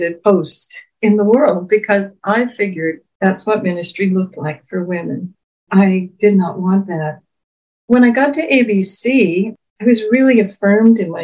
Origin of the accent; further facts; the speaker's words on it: New Brunswick, Canada; also born or lived in Fredericton, New Brunswick / Saint John, New Brunswick / St. John's, Newfoundland / Moncton; was born in Fredericton, New Brunswick. Because of my dad's job, my family moved around a lot, all within New Brunswick.